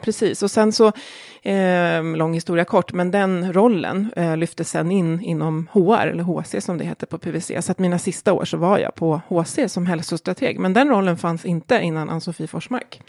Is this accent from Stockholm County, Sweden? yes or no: yes; Jakobsberg, Stockholm County, Sweden; also born or lived in Australia / Åre; jag är uppväxt i Jakobsberg